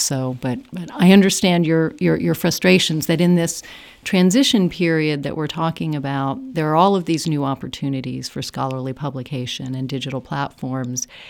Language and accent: English; United States; moved away as an adult; now in Ireland; growing up as an American and being, um, a humanist in the United States.